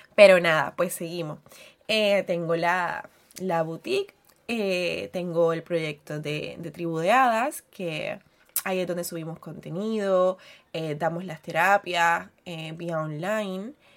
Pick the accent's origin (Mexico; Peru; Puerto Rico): Puerto Rico; soy puertorriqueña